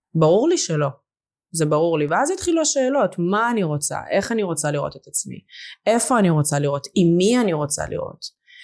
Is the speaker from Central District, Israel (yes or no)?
yes; Lod, Central District, Israel; Hebrew is a second language; also born or lived in Russia / Moscow, Russia / Hungary; now in Even Yehuda, Israel; גדלתי בלוד הרבה שנים